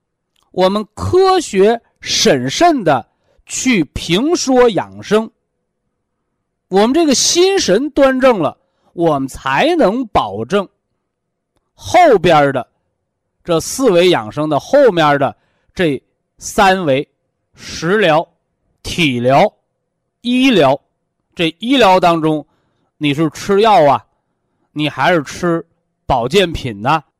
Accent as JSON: {"language": "Chinese", "country": "China", "said": "我们是中国人，啊，我们是炎黄子孙，我们是有着悠悠五千年历史的文化人。"}